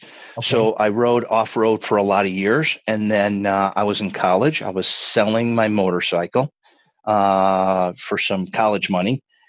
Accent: Pittsford, New York, United States; I have in the Rochester area. Yeah. Just Pittsford's a little suburb just outside of Rochester, New York, but sure have.

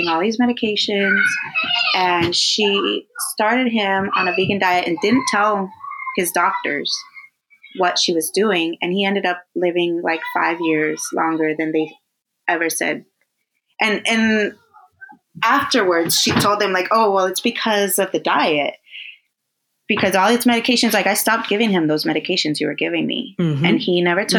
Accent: Coachella Valley, California, United States; now in Los Angeles, United States; growing up in the Coachella Valley, like everything was local

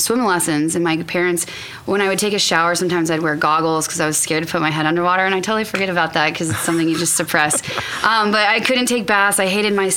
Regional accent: Sacramento, California, United States; also born or lived in Orlando / Austin; now in Tulsa, United States; I grew up in Sacramento, California, and I grew up a child athlete

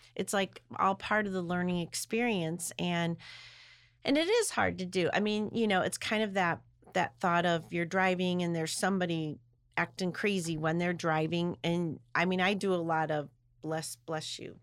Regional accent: Midwest, United States; I'm from the Midwest

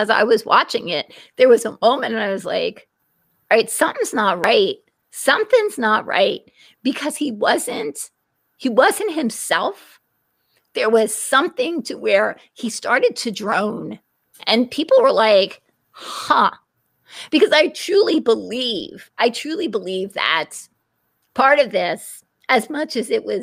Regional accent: California, United States; I'm from California, and it was, so it just was imagine.

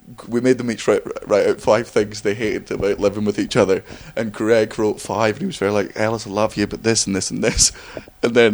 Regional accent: Scotland, United Kingdom; accent: Scottish; my Scottish accent is thick

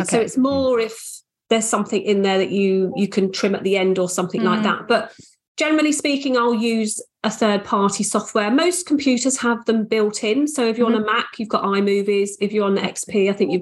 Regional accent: Australia; I was born in Australia.

